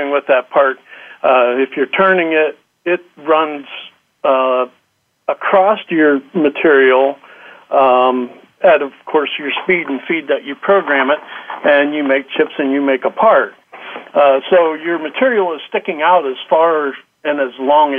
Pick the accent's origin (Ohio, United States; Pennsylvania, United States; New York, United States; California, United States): Pennsylvania, United States; I grew up in Pennsylvania, been here all my life